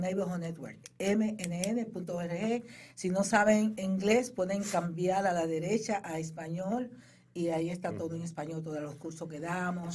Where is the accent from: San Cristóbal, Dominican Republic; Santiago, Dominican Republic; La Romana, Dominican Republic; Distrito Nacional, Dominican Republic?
Distrito Nacional, Dominican Republic; Boca Chica; now in New York, United States; yo soy de Boca Chica, primeramente me decís, decir, yo soy de Boca Chica